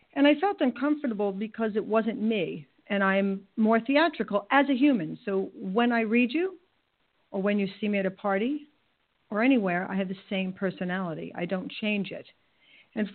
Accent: New York, United States; I'm from New York, so there's a little bit of an edge

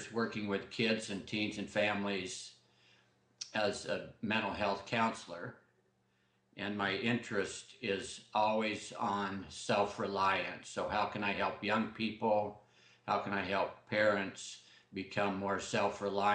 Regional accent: Southern Idaho, United States; now in Corvallis, United States; I grew up in South Idaho

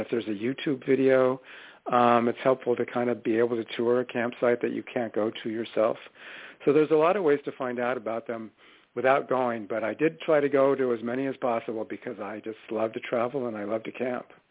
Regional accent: San Diego, California, United States; I grew up in Southern California in one of those little beach towns, uh, Pacific Beach actually, uh, which is on the north side of San Diego.

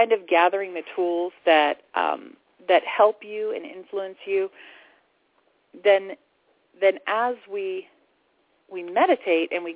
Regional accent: Florida, United States; moved away as an adult; now in Sedona, United States; I grew up in Florida

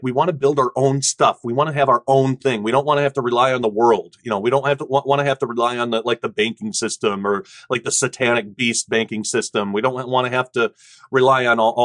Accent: United States; our American, you know, perspective

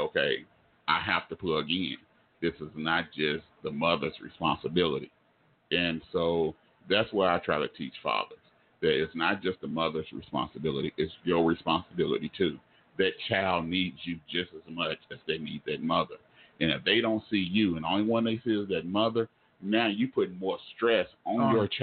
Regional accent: Oklahoma, United States; I'm from Oklahoma

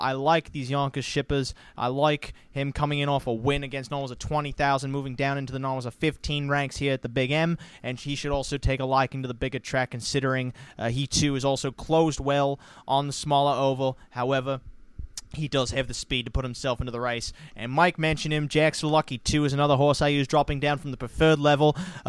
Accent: New Zealand; very close to my hometown of Kiwiland

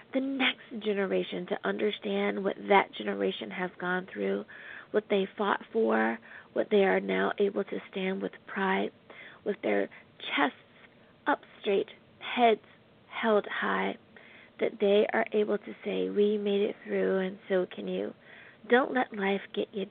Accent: United States; the good old U.S. of A., my home country

